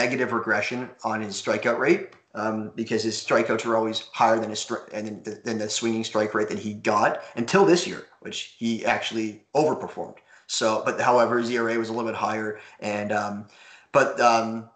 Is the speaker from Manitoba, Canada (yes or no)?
no; Toronto, Ontario, Canada; I'm from Toronto